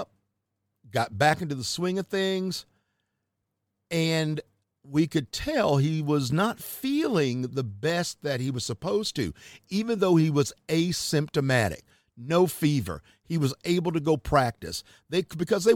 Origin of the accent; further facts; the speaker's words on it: Charlotte, North Carolina, United States; my hometown area, Charlotte, North Carolina